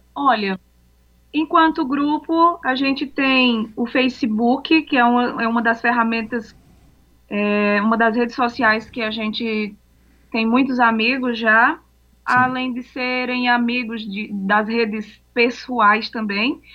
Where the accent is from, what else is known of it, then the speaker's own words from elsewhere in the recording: Aurora, Ceará, Brazil; eu sou de Aurora.